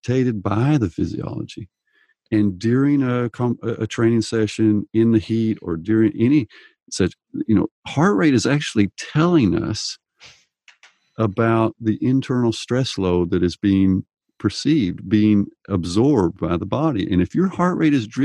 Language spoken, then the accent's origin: English; Texas, United States; I grew up in Texas